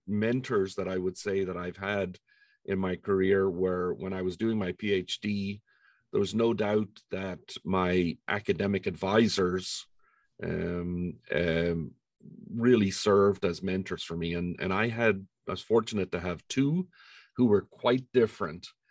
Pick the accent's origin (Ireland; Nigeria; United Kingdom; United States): Ireland; moved away as an adult; I was born in Ireland and um, grew up there uh, through all of my schooling and my undergraduate degrees